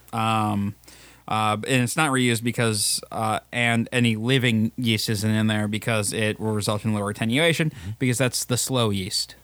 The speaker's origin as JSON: {"language": "English", "town": "River Falls", "region": "Wisconsin", "country": "United States", "said": "I'm from Wisconsin or I'm from the Twin Cities area"}